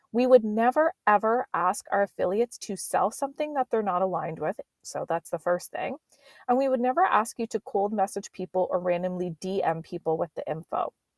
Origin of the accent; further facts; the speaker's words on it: Nova Scotia, Canada; accent: East Coast; now in Vancouver Island, Canada; I was growing up back in Nova Scotia as a kid